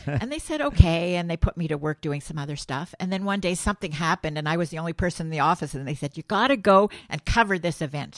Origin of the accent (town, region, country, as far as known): Montreal, Quebec, Canada; born or raised there